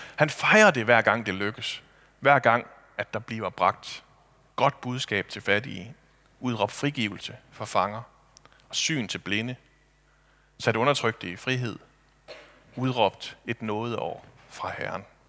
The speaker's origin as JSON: {"language": "Danish", "town": "Kibæk", "region": "Central Denmark Region", "country": "Denmark", "said": "hjemme i Kibæk"}